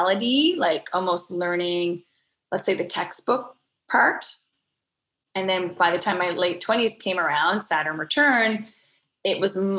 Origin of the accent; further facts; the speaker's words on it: Newfoundland and Labrador, Canada; growing up in Newfoundland, it really is a magical space